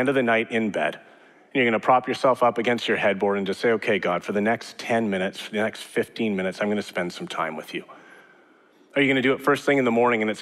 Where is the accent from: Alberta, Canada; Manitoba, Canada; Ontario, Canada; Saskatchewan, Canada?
Alberta, Canada; Edmonton; moved away; also born or lived in Regina / Calgary / British Columbia; born and raised in Edmonton, but I lived in Regina, I've lived in Calgary, I've lived in BC